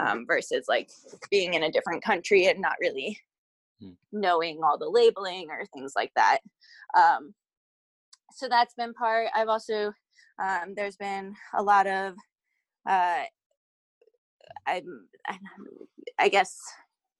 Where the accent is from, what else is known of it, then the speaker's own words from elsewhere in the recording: United States; as an American